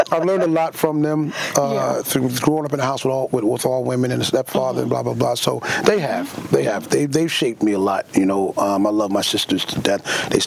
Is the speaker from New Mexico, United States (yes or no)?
no; Queens, New York, United States; also born or lived in Long Island / Charleston; I am a Queens boy. I was born in Jamaica, mm-hmm. Queens. Mm-hmm. I grew up in Queens, Long Island, upstate New York, mm-hmm. uh, down south in Charleston, mm-hmm. and now I'm in the Bronx.